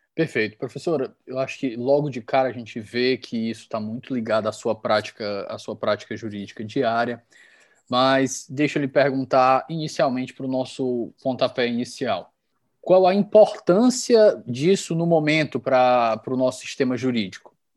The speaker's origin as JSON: {"language": "Portuguese", "region": "Ceará", "country": "Brazil", "said": "continuo meu tour aqui pela minha terra"}